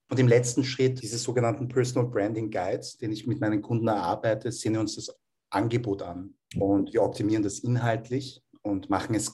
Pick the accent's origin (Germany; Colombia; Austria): Austria; Vienna; Ja, ich bin in Wien geboren und aufgewachsen, also Unterhaltung.